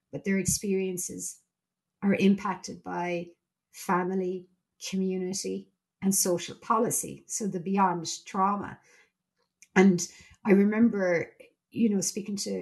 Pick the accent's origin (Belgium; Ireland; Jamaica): Ireland; I'm Irish and I'm a member of the EU